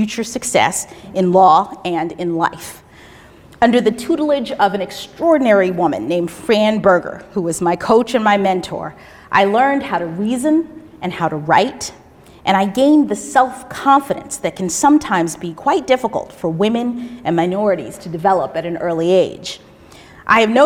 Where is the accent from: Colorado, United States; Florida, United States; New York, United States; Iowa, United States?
Florida, United States; Miami; moved away; my hometown of Miami, Florida